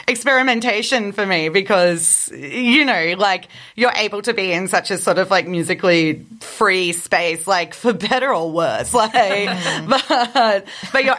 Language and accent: English; Brisbane, Queensland, Australia; also born or lived in Melbourne; growing up in Brisbane, like, I was so used to, like, going to house shows